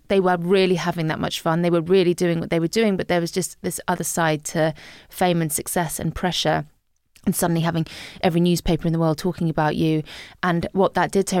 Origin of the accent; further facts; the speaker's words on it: Guernsey; moved away as an adult; also born or lived in Scotland / Liverpool; growing up in Guernsey as a teenager